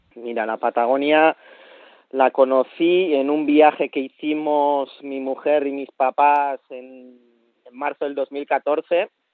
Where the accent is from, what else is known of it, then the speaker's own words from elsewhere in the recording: Basque Country, Spain; moved away as an adult; now in Chile; ese me lo traigo del País Vasco, ese conocimiento me lo traigo de, de mi pueblo